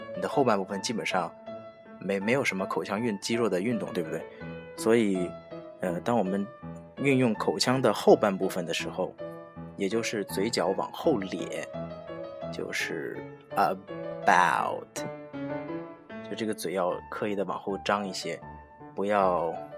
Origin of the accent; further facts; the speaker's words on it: China; 我们中国人说话的习惯是用口腔的前半部分